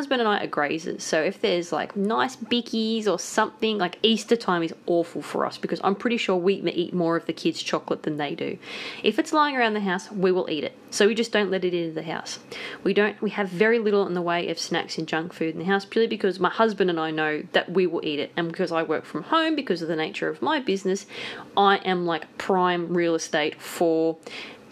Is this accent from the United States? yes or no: no; Blue Mountains, New South Wales, Australia; grew up in the Blue Mountains, so every summer it was bushfire season.